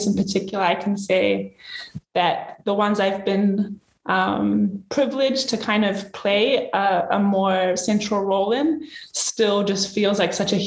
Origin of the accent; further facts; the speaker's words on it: Vava'u, Tonga; I was born in Vava'u